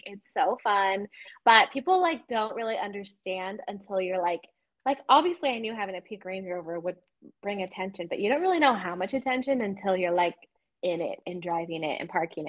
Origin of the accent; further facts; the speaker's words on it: Las Vegas, Nevada, United States; I was born and raised in Vegas